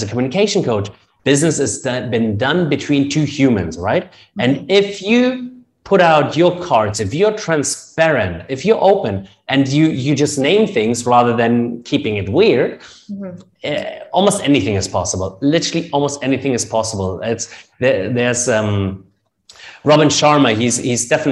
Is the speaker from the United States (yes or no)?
no; Germany; accent: German; English is a second language; moved away as an adult; now in Dubai, United Arab Emirates; we Germans will have an accent as long as it gets